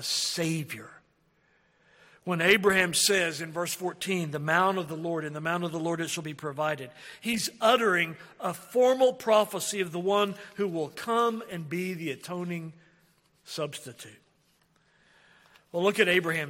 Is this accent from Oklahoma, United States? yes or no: yes; Oklahoma, United States; We're from Oklahoma